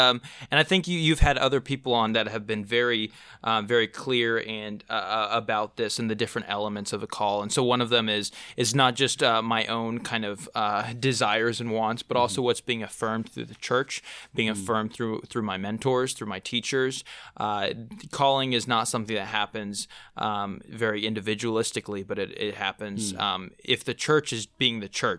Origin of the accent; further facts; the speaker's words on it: Manaus, Amazonas, Brazil; Yeah, so I grew up in Manaus, Brazil, which is on the kind of the Amazon River where it meets the Rio Negro.